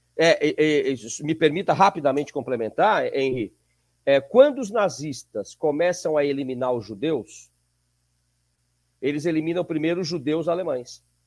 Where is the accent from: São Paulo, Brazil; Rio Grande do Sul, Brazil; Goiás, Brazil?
São Paulo, Brazil; nasci em São Paulo